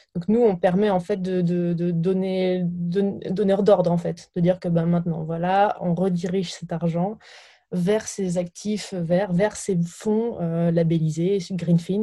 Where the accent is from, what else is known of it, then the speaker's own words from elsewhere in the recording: Burgundy, Bourgogne-Franche-Comté, France; je viens de, de Bourgogne, euh, de, de, la campagne